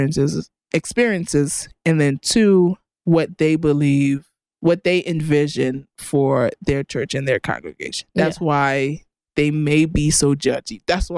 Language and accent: English; United States; us who grew up in America